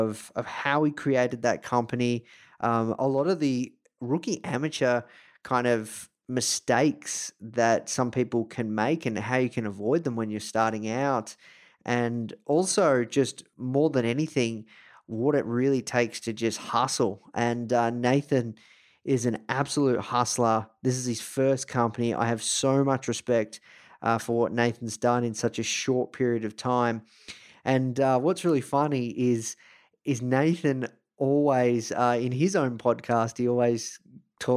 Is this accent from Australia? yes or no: yes; Melbourne, Victoria, Australia; coming to you from Melbourne, Australia, live, repping my hometown